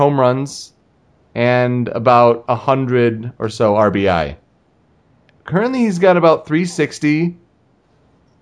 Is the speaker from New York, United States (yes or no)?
no; Michigan, United States; living in Michigan, you know, growing up in Michigan